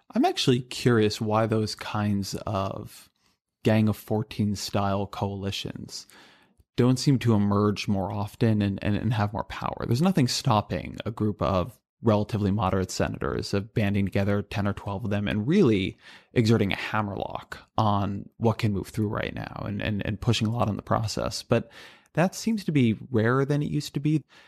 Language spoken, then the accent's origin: English; California, United States; I grew up in California